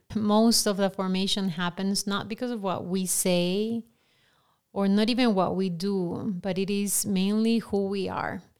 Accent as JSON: {"language": "English", "region": "Lima", "country": "Peru", "tie": "born or raised there", "second_language": "English", "moved": "yes", "said": "I grew up in Lima, Peru, and we're known for not being politically correct"}